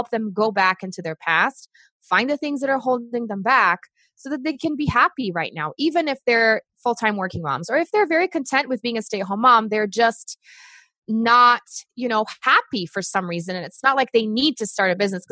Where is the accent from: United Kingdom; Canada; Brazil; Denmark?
Brazil; English is a second language; moved away as an adult; now in United States; I'm originally from Brazil. I was born there